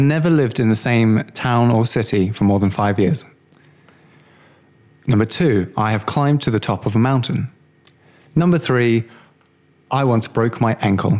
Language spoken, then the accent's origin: English; Coventry, West Midlands, United Kingdom; born there; also born or lived in South Africa; No, I was born in England.